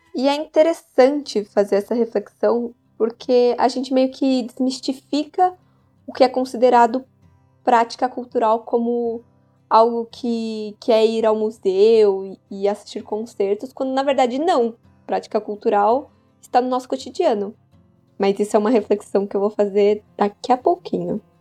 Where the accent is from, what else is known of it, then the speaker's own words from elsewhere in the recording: São Paulo, Brazil; Eu sou de São Paulo e sou estudante do quarto ano das artes cênicas na Unicamp.